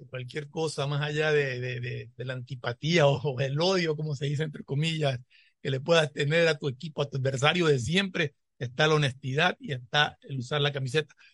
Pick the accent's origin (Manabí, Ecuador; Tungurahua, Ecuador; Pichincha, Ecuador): Manabí, Ecuador; Manta; Así que saludos a, a mi bella Manta, mi ciudad natal